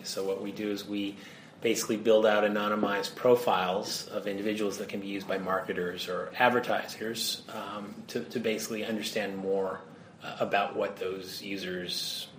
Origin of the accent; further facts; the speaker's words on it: United States; moved away as an adult; also born or lived in Singapore; now in New York, United States; Well, I'm American, but I've been working overseas for quite some time, particularly a lot in Asia-Pacific and Europe.